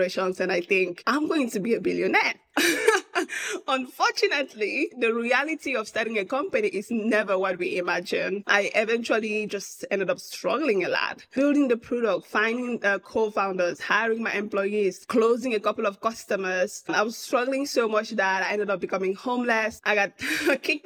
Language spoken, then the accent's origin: English; Cameroon; moved away as an adult; also born or lived in Austin, United States; now in United States; I'm originally from Cameroon, out of Central Africa, born and raised